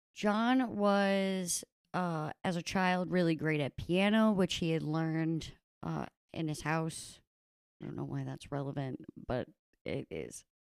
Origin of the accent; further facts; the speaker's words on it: United States; I am an American